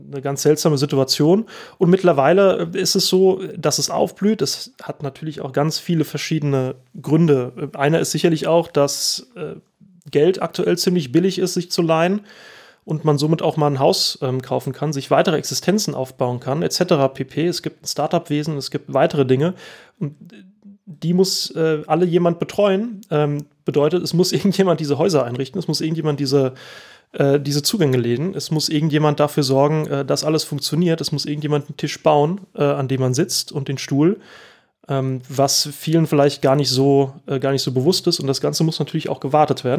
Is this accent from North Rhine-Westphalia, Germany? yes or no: no; Oestrich-Winkel, Hesse, Germany; ich bin hier aufgewachsen